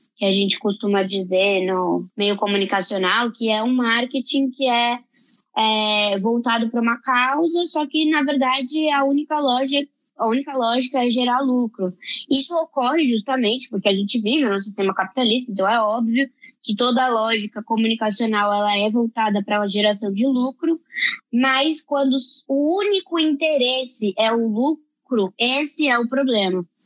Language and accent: Portuguese; Brazil; como brasileiros